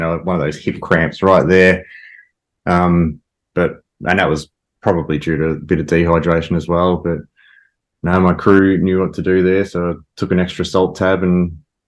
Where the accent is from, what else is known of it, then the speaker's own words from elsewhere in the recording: Ballarat, Victoria, Australia; I grew up in Ballarat